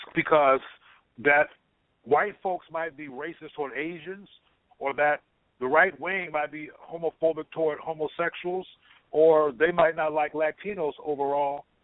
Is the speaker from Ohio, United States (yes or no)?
no; Compton, California, United States; I'm from Compton, California